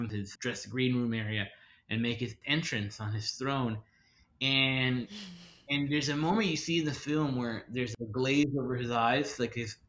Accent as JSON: {"language": "English", "town": "Miami", "region": "Florida", "country": "United States", "tie": "born or raised there", "said": "Miami's my hometown, I'm born and raised"}